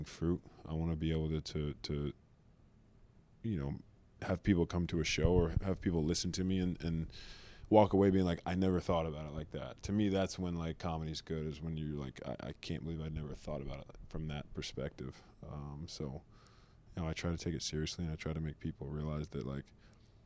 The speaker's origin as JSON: {"language": "English", "region": "Oklahoma", "country": "United States", "tie": "born or raised there", "also_born_or_lived": "Los Angeles / Michigan", "moved": "as an adult", "lives_now": "Detroit, United States", "said": "I grew up in Oklahoma I lived there for 19 years."}